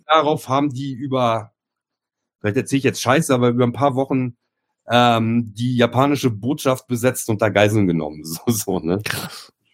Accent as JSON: {"language": "German", "country": "Germany", "said": "ich komme ursprünglich aus, aus einem kleinen Kaff hier aus dem Speckgürtel in Hamburg"}